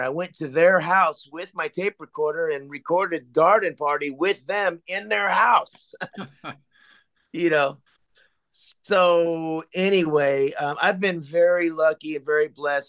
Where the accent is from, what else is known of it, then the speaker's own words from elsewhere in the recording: Sacramento, California, United States; where I grew up in South Sacramento was kind of the ghetto